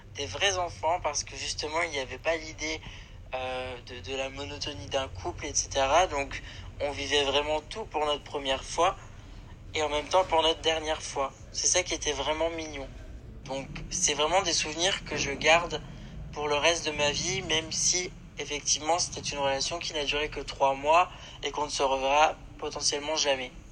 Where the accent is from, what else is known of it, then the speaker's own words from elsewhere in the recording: France; moi-même je suis français